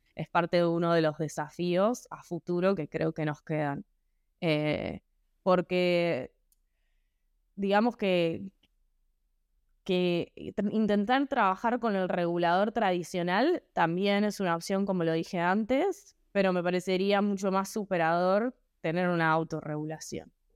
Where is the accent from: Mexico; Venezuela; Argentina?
Argentina